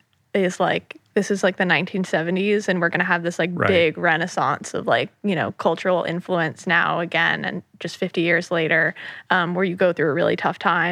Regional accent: New York, United States; I'm, you know, like born and raised in the New York City area, I grew up in the suburbs right outside of the city.

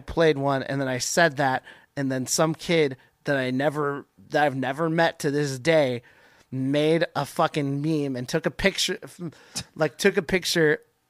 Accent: Tacoma, Washington, United States; also born or lived in Bonney Lake, Washington; as someone who has grown up in Tacoma. This is my home. I work in Seattle, but Tacoma has been my scene forever.

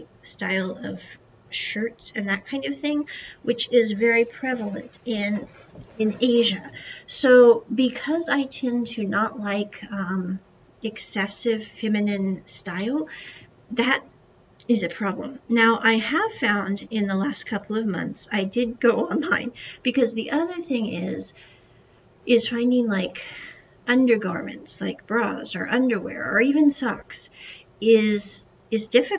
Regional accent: United States; moved away as an adult

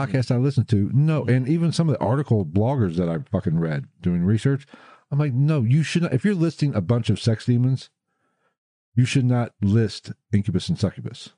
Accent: West Virginia, United States; moved away; I was born in West Virginia

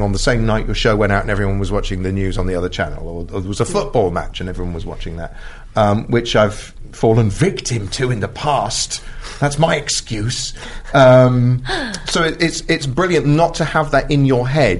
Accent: United Kingdom; Being British

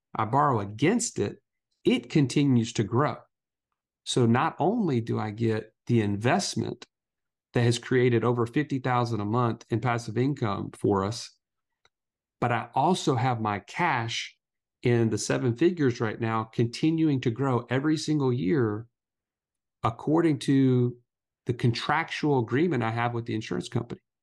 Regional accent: Alabama, United States; we're two country boys from Alabama

